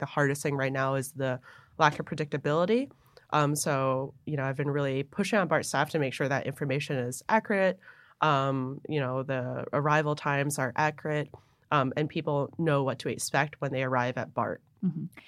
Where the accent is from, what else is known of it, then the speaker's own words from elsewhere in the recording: Buffalo, New York, United States; moved away as an adult; also born or lived in Hong Kong / New Jersey; when I was 10, we moved up to Buffalo, New York, mm-hmm. where generally I say I grew up in Buffalo